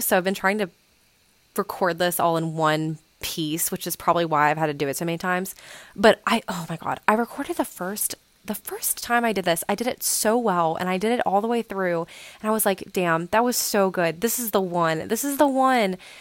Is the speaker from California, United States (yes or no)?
no; West Virginia, United States; also born or lived in Blacksburg, Virginia; have been living in my hometown, which is in, like, B F E, West Virginia